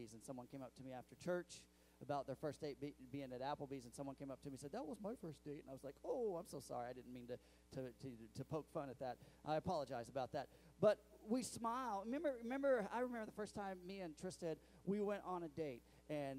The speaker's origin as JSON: {"language": "English", "region": "Missouri", "country": "United States", "said": "I'm from Missouri"}